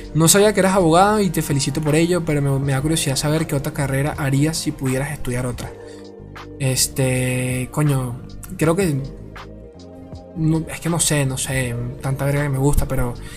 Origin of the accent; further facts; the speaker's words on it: Venezuela; De Venezuela. Soy de Venezuela